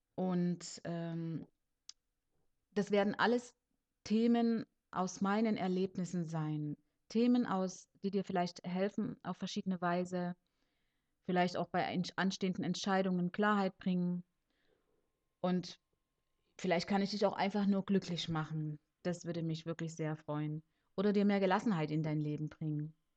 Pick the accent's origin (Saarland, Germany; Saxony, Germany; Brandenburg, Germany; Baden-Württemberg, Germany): Saxony, Germany; Leipzig; also born or lived in Cuba; now in Konstanz, Germany; geboren und aufgewachsen bin ich in Leipzig in Sachsen